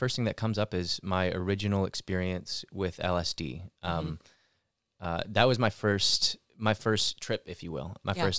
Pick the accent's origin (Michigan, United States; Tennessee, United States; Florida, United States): Michigan, United States; Lake Orion; now in Los Angeles, United States; From Lake Orion, Michigan, originally. Southeast Michigan, just north of Detroit area. Been out here since 2008.